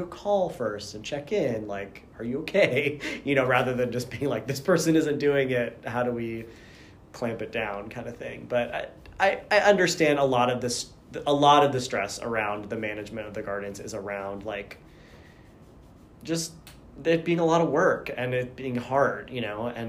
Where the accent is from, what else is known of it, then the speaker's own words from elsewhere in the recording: Boston, Massachusetts, United States; also born or lived in New Jersey; now in Pittsburgh, United States; I was born in New Jersey. I lived there until I was about 6, and then we moved to Massachusetts, and I lived in suburban Boston area for about 13 years